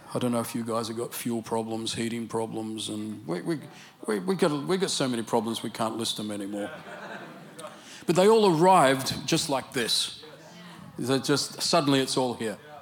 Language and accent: English; Australia; accent: Australian English; My Australian English accent